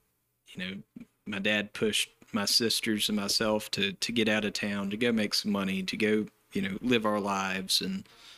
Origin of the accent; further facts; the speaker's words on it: Tarboro, North Carolina, United States; I was born and raised out at Coakley Crossroads, which is about six houses close to Speed, between Tarboro and Speed. When, I guess it was around 2002 or 2003, we ended up moving into town about a block and a half from where we're sitting at Town Hall now.